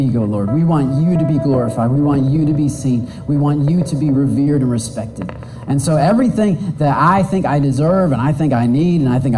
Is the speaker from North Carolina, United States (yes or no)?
no; Michigan, United States; I'm from Michigan